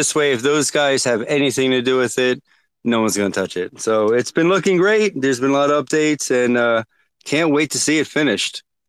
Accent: Jersey City, New Jersey, United States; I was from Jersey City.

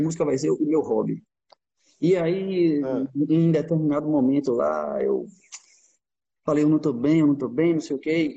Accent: Sergipe, Brazil; moved away as an adult; now in Portugal; a gente é brasileiro

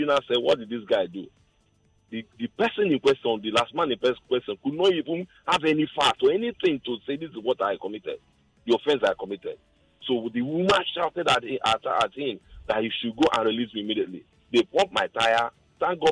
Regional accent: Imo, Nigeria; now in Lagos, Nigeria; I'm from Imo State

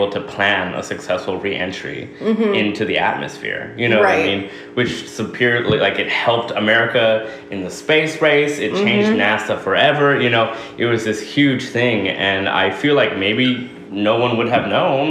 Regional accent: United States; as an American, as someone who lives here

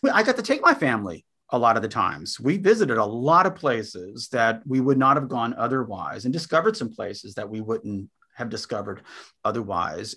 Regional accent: San Antonio, Texas, United States; also born or lived in Austin, Texas; we grew up in Bear County down near San Antonio, Texas

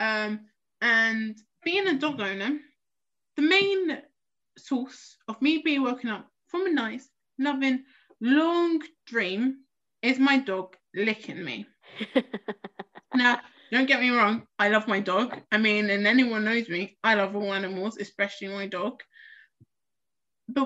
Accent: London, United Kingdom; I'm from South East.

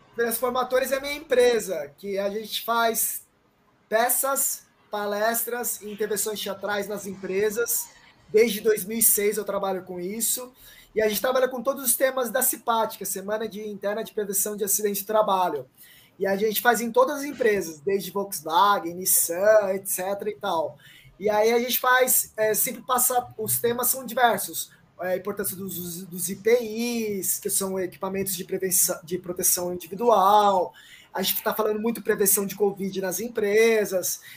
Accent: São Paulo, Brazil; also born or lived in Paraguay; eu nasci na rua, velho. Eu, eu, eu, estudei a vida inteira no Campo Limpo, tá ligado? Zona Sul de São Paulo

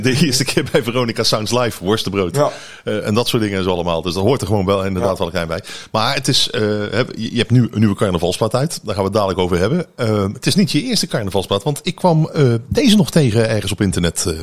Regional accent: North Brabant, Netherlands; wij als Brabanders

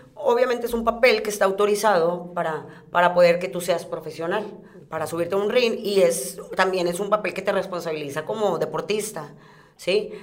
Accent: Guadalupe, Nuevo León, Mexico; yo siempre he ah, vivido en, el municipio de Guadalupe.

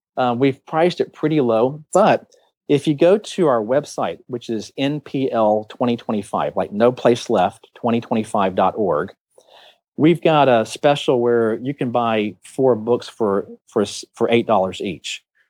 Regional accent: Taiwan; And I grew up in Taiwan

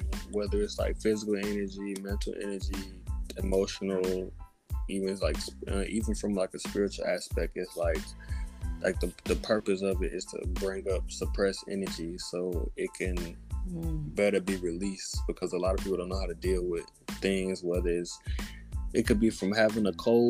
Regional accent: Alabama, United States; I'm from Alabama.

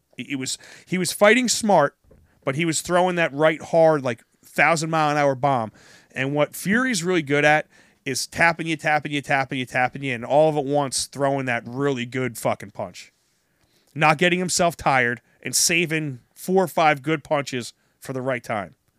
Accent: New Jersey, United States; also born or lived in North Carolina; I'm from New Jersey, uh, I'm Italian

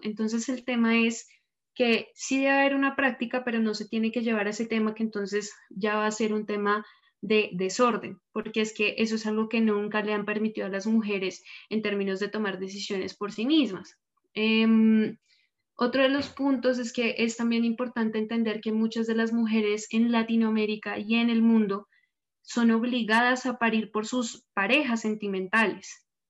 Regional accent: Bogotá, Colombia; yo soy de Bogotá

